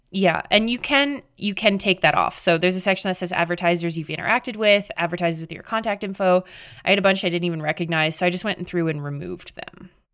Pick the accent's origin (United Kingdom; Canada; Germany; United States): Canada; I'm Canadian.